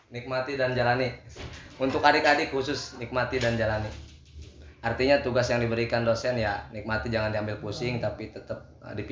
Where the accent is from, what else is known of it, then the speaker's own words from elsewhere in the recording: Lebak, Banten, Indonesia; saya kan berasal dari Lebak ya jadi dari kampung sedikit masuk ke Serang ya agak sedikit kota